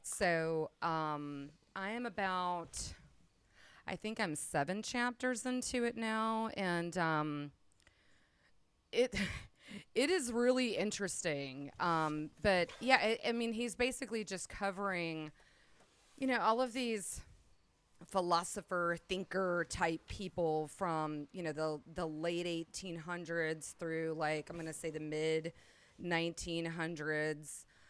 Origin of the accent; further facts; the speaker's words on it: Gulf Coast, United States; moved away; also born or lived in Perdido Key; I am originally from the Gulf Coast